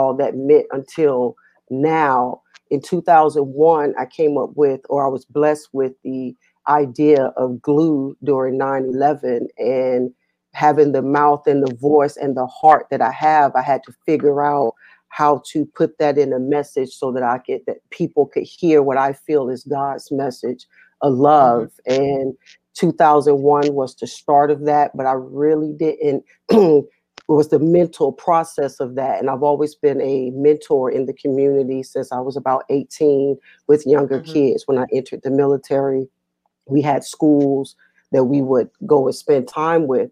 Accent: Atlanta, Georgia, United States; now in Virginia, United States; I am from Atlanta, Georgia, forever

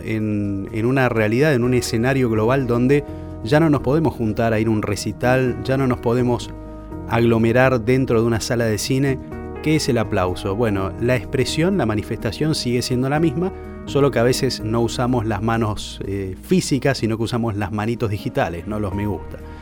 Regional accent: Argentina; also born or lived in Puerto Madryn; Somos los argentinos

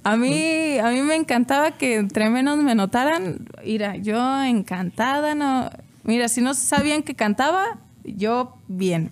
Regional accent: Salamanca, Guanajuato, Mexico; moved away; allá de donde soy, pues solo está la refinería

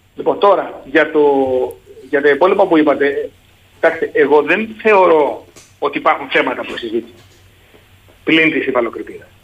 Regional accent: Sparta, Peloponnese, Greece; όταν ήμουν παιδί στη Σπάρτη, εγώ κατάγομαι τη Σπάρτη

